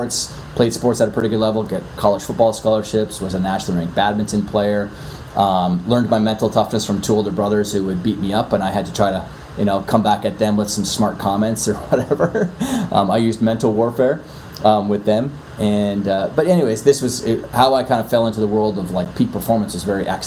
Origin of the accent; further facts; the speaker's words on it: Canada; accent: Canadian; moved away as an adult; now in New York City, United States; I'm originally from Canada. I'm in New York City and I've been out here for 13 years now